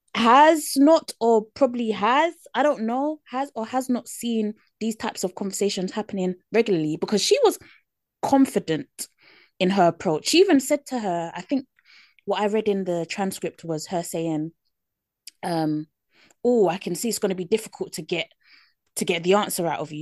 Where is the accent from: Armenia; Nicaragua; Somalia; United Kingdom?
United Kingdom; accent: British; my British accent